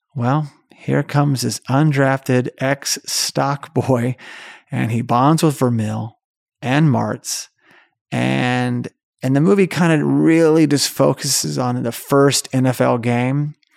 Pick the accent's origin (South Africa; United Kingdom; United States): United States; Tulsa, Oklahoma; my hometown, Tulsa, Oklahoma